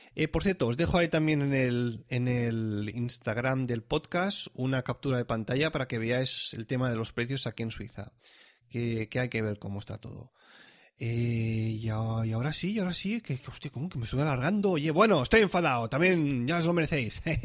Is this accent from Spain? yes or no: yes; Catalonia, Spain; now in Switzerland; yo ya nací en Cataluña